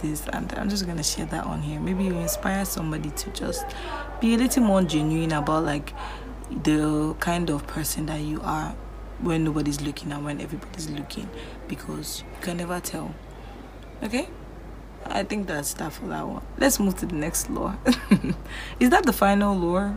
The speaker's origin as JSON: {"language": "English", "country": "Nigeria", "said": "as an African, as a Nigerian"}